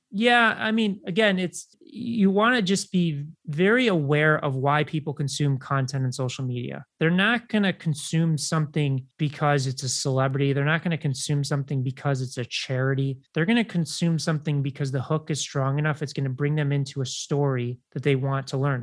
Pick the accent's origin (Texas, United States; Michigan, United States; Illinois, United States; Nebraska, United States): Illinois, United States; Chicago; i grew up in chicago